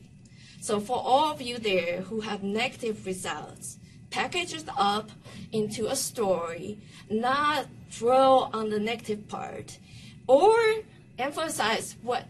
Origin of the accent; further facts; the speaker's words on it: Taiwan; now in United States; I'm from Taiwan